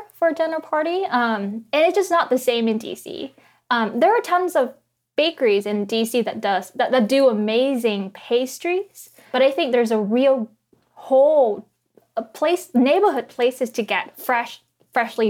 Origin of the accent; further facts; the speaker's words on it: Vietnam; now in Washington, D.C., United States; I grew up in Vietnam.